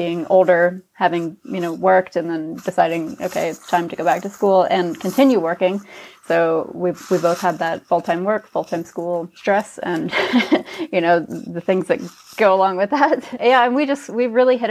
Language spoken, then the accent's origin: English; Oregon, United States; also born or lived in South Carolina; now in Nuremberg, Germany; I'm from Oregon. And then I lived in South Carolina for about 13 years before I came to Germany.